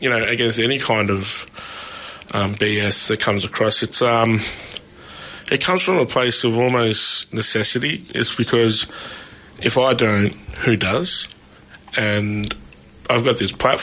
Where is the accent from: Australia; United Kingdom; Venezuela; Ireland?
Australia; Shepparton, Victoria; I grew up in Shepparton